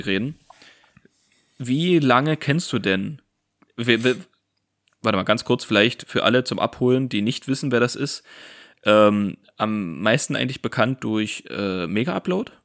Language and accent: German; Saxony, Germany; Wir kommen ja aus Sachsen